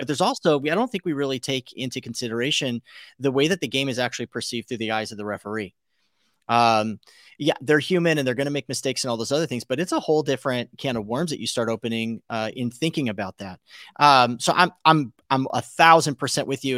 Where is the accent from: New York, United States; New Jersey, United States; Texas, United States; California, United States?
California, United States; South Pasadena; I was born in South Pass at Huntington Memorial